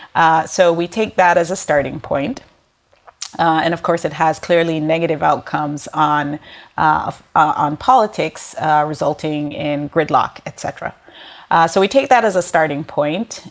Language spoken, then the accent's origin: English; Jamaica; moved away; I'm originally from Jamaica, a developing country